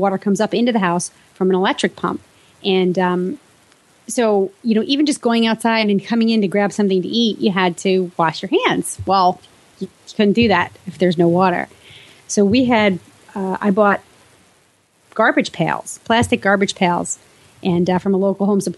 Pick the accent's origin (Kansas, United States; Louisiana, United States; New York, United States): New York, United States; moved away; my hometown in New York